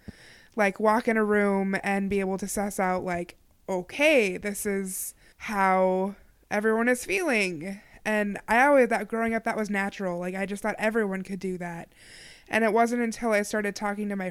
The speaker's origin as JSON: {"language": "English", "town": "Maplewood", "region": "Minnesota", "country": "United States", "tie": "born or raised there", "also_born_or_lived": "Milwaukee", "said": "I was born in Maplewood, which is a northern, northeastern yeah. suburb."}